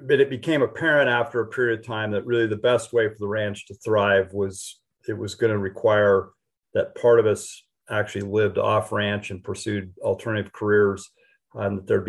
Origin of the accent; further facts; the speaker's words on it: Western Colorado, United States; moved away; I grew up in Western Colorado